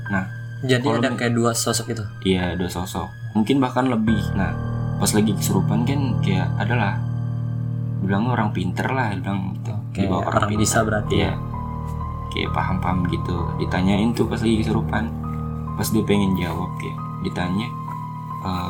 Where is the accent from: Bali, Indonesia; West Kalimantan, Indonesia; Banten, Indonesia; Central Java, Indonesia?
Banten, Indonesia; lagi ada acara gitu kan di kampung gua di Banten